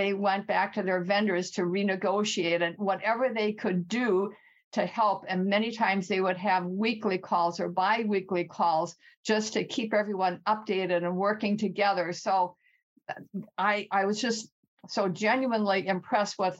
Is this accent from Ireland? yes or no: no; Midwest, United States; accent: Midwest; moved away as an adult; now in California, United States; when we moved to California from the Midwest, and you might hear my Midwest accent